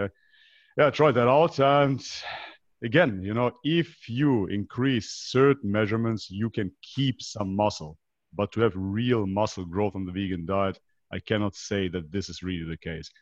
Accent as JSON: {"language": "English", "town": "Leverkusen", "region": "North Rhine-Westphalia", "country": "Germany", "tie": "born or raised there", "also_born_or_lived": "North Macedonia", "moved": "as an adult", "said": "I basically grew up in Germany"}